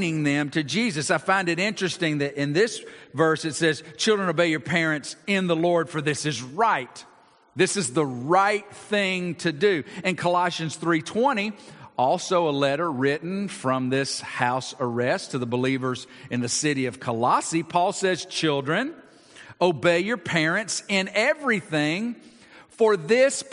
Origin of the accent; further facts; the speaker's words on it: Georgia, United States; I grew up in Georgia